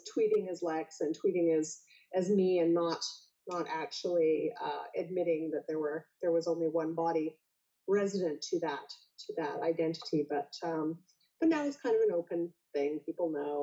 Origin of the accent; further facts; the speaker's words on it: Alberta, Canada; also born or lived in Vancouver; now in Toronto, Canada; I grew up in Alberta, which is very cold and very snowy, in the north, in fact